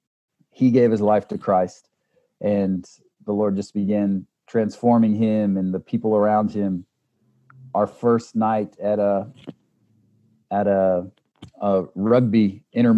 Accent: United States; moved away as an adult; also born or lived in South Africa; as an American

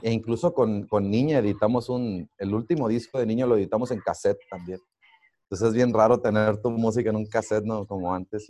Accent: Los Mochis, Sinaloa, Mexico; now in Monterrey, Mexico; Yo soy de los Mochis Sinaloa

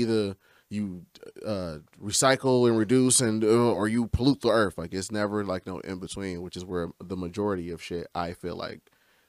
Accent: United States; you just been American your whole life

